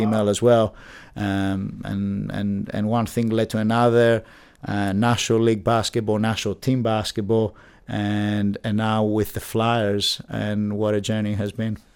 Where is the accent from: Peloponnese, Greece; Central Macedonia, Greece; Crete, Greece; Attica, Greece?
Attica, Greece; Athens; moved away as an adult; now in Bath, United Kingdom; I'm from Greece, Athens. Um, I was there till the age of eighteen, and then I decided to come to, uh, study at university here at the University of Bath